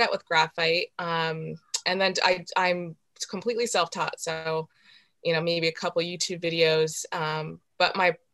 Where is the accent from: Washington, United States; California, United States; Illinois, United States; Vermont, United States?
Vermont, United States; Morrisville; I grew up in Morrisville, Vermont